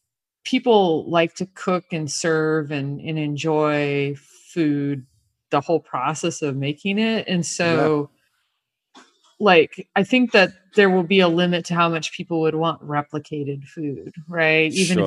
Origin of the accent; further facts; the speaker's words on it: El Paso, Texas, United States; I'm from El Paso.